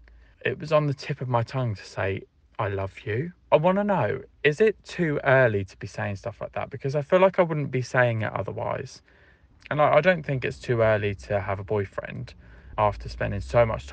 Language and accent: English; Portsmouth, South East England, United Kingdom; I'm 25 and I'm from Portsmouth